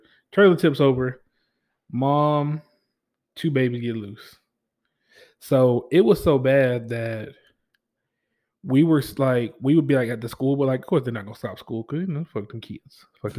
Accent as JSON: {"language": "English", "region": "Louisiana", "country": "United States", "said": "And I was coming from Louisiana. So coming from Louisiana to Missouri during the wintertime is 2 different things."}